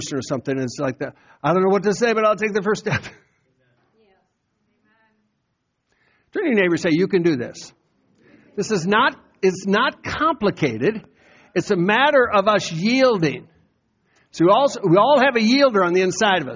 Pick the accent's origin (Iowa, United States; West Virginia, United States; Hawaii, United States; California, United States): Iowa, United States; moved away; go back to Iowa and testify to my hometown how I got saved